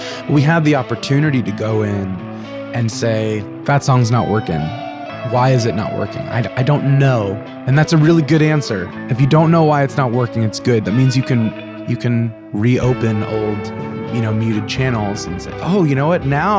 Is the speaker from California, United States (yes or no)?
yes; California, United States; Well, I'm from Orange County originally, in California, and music was always a hobby.